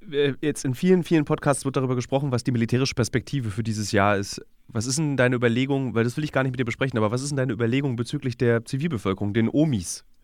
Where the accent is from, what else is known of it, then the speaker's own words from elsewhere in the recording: Berlin, Germany; Ich als Berliner würde sagen, ja bitte.